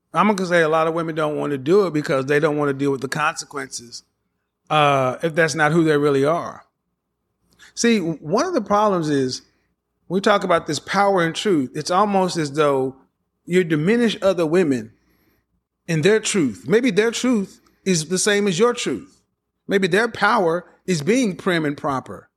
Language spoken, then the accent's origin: English; the Bible Belt, United States; the way I was raised in the Bible Belt